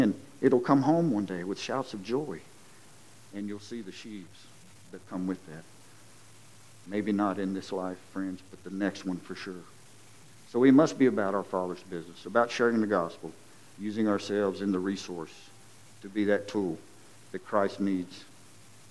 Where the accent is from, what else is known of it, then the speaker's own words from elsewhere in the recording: Lowell, United States; I'm from Lowell